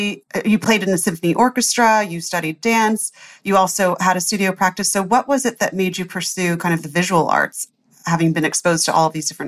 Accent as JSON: {"language": "English", "region": "Midwest", "country": "United States", "said": "as a fellow Midwesterner"}